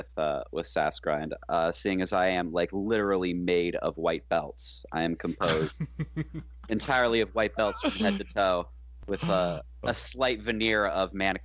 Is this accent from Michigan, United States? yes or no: yes; Detroit, Michigan, United States; accent: slight twinge of that northeastern Midwest sound; moved away; also born or lived in Portland / West Coast; I'm from Detroit.